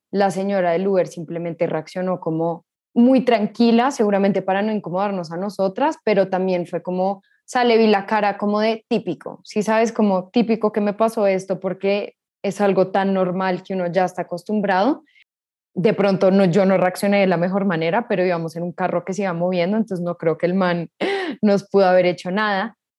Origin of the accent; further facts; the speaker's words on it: Colombia; somos colombianos.